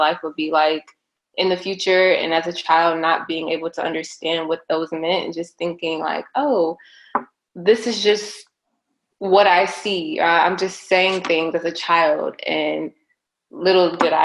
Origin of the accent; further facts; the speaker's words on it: Houston, Texas, United States; moved away as an adult; also born or lived in Washington, D.C.; now in Los Angeles, United States; I'm from Houston, Texas.